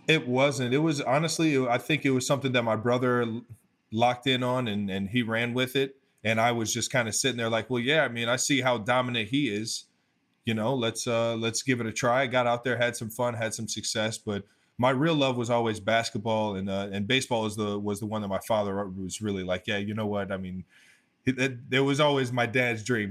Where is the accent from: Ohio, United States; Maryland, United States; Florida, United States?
Ohio, United States; Cleveland Heights; also born or lived in North Ridgeville, Ohio; I come from Northeast Ohio, Cleveland, Ohio, um, Cleveland Heights to be specific